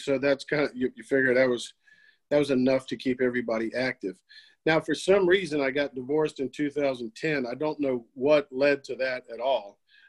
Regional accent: Norfolk, Virginia, United States; I'm born and raised in Norfolk.

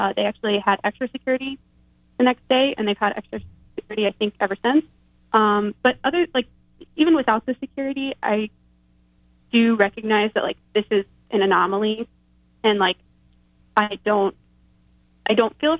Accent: Texas, United States; I grew up in Texas

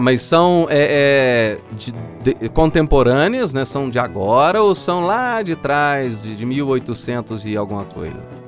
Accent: São João del-Rei, Minas Gerais, Brazil; Eu sou de São João del Rei uhum. e eu fui criado é, viajando de trem.

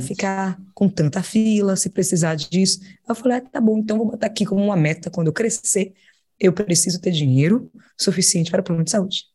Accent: Salvador, Bahia, Brazil; eu sou de Salvador e nasci no bairro chamado Nordeste de Amaralina

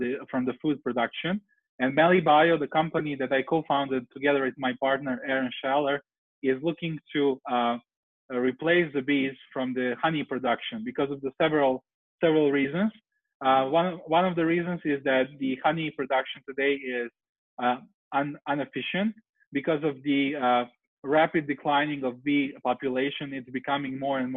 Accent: Serbia; moved away as an adult; now in San Francisco, United States; I'm currently in Serbia in my home country where I'm visiting my family

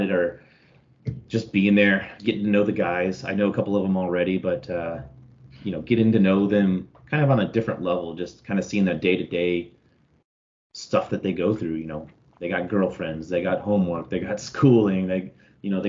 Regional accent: Austin, Texas, United States; I grew up in Austin, raised out in Lake Travis area

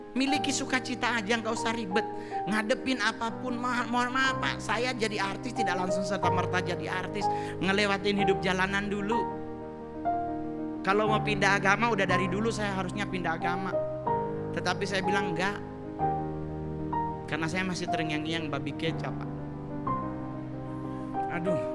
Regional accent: Manado, North Sulawesi, Indonesia; kadang-kadang kita orang Manado kalau makan babi kecap babi kecap dulu ditaruh di bawah baru di atas nasi

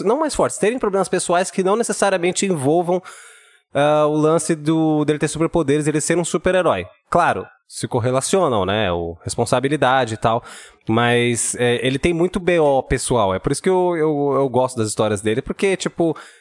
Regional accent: Brazil; a gente é brasileiro

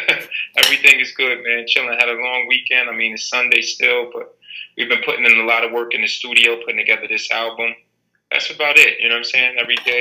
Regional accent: Jersey City, New Jersey, United States; also born or lived in Teaneck; when I first moved to Teaneck High School from Jersey City, you know, I'm born and raised in Jersey City

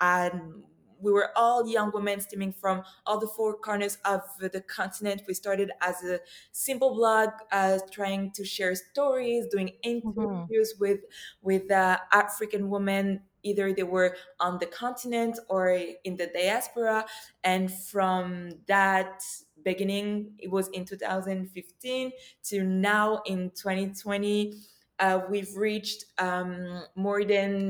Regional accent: Morocco; moved away as an adult; also born or lived in Ivory Coast; now in Montreal, Canada; I lived in Morocco for 10 years.

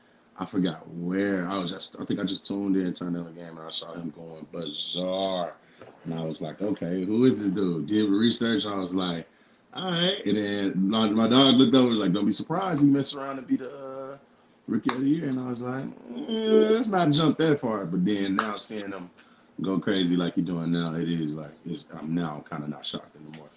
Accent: Arkansas, United States; I'm from Arkansas.

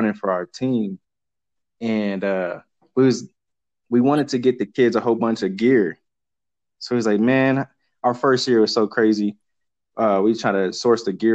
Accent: Denver, Colorado, United States; I grew up in Denver, Colorado with my brother, and we ran track out here in Colorado

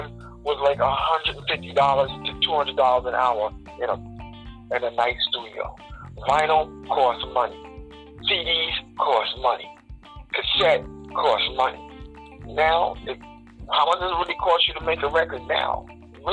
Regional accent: New York City, New York, United States; I'm from East Elmhurst, Queens

